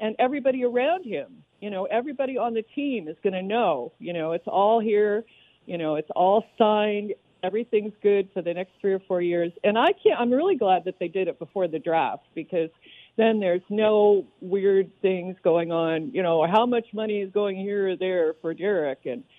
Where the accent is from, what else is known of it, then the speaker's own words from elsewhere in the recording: Oakland, California, United States; now in Santa Rosa, United States; Well, I grew up in Oakland, but I live up in Santa Rosa now.